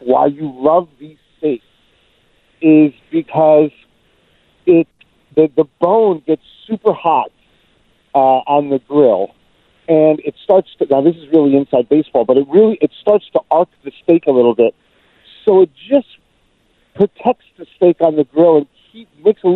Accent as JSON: {"language": "English", "region": "New York", "country": "United States", "said": "being a New Yorker"}